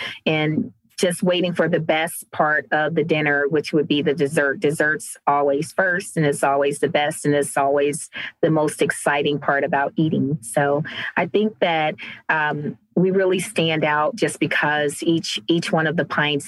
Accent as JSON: {"language": "English", "town": "Cleveland", "region": "Ohio", "country": "United States", "lives_now": "Cincinnati, United States"}